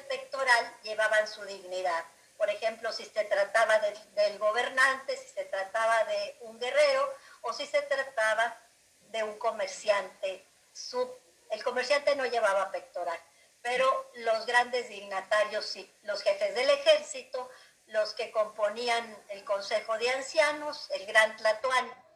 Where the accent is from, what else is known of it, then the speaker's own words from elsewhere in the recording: Mexico; los mexicanos